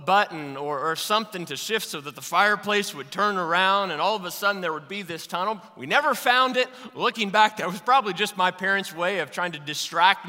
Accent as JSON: {"language": "English", "town": "Louisville", "region": "Kentucky", "country": "United States", "tie": "born or raised there", "said": "I was born and raised in Louisville, Kentucky."}